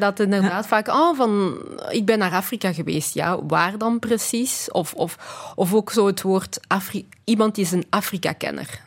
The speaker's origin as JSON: {"language": "Dutch", "country": "Belgium", "tie": "born or raised there", "also_born_or_lived": "Congo", "said": "Ik ben in België opgegroeid."}